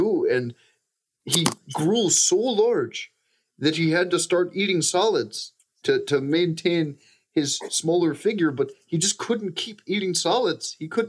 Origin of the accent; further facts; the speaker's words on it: Killarney, Munster, Ireland; It's from my village in Killarney. You know, I'm from Killarney, Ireland.